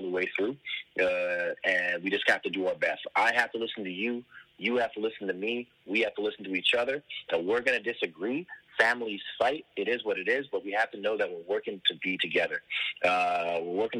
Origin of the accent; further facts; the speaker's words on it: Toronto, Ontario, Canada; I'm from Toronto, Ontario, Canada.